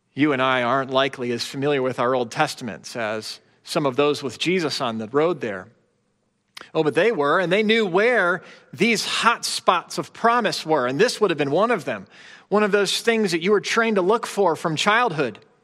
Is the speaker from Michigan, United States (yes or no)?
no; Chicago, Illinois, United States; I grew up in the Chicago area during the Bulls three-peat era